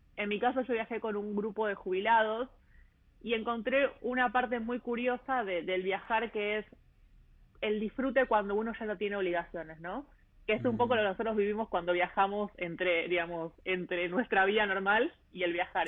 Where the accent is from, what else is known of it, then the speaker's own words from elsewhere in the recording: Buenos Aires, Argentina; moved away as an adult; also born or lived in Melbourne, Australia / Sydney, Australia; yo nací en Buenos Aires, en, en Ciudad Autónoma de Buenos Aires